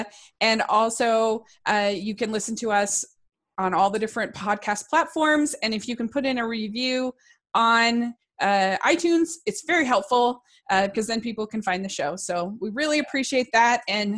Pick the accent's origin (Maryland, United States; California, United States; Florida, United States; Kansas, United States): Maryland, United States; I grew up in Maryland. It snows there.